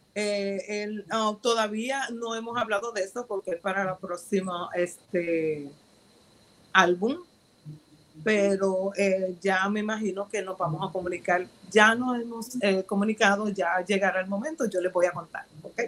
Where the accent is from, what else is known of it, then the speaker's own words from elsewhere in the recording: Ponce, Puerto Rico; soy, soy eh, puertorriqueña de un pueblo de Ponce, de Ponce, Puerto Rico